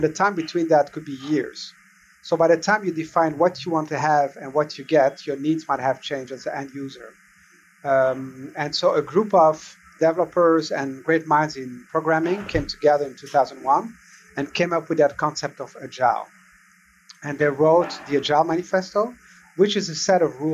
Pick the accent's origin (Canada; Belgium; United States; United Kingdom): Belgium; I was born and raised in Belgium